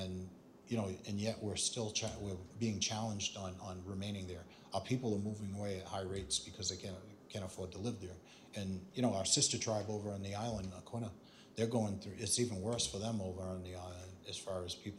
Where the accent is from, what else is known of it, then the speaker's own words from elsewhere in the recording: Mashpee, Massachusetts, United States; growing up in Mashpee